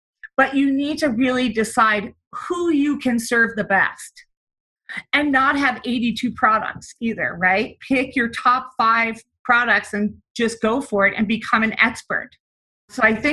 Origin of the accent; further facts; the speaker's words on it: New Jersey, United States; moved away as an adult; also born or lived in New York City / Denver / Grenada; I'm originally from the East Coast, New Jersey